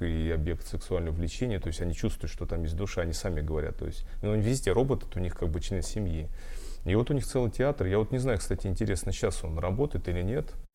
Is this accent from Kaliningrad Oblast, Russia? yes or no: no; Voronezh, Voronezh Oblast, Russia; я из Воронежа